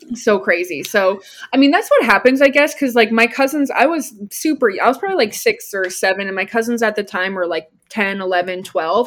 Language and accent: English; New Jersey, United States; moved away; also born or lived in Austin, Texas / Denver, Colorado; I grew up in New Jersey